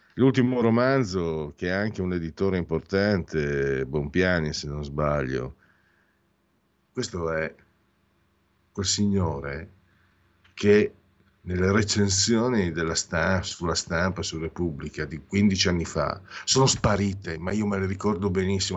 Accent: Italy; io vengo dal Friuli, fino, dal Veneto

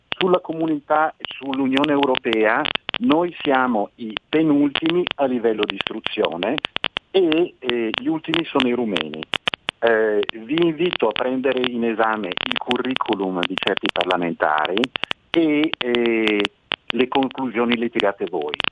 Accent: Bergamo, Lombardy, Italy; io sono di Bergamo

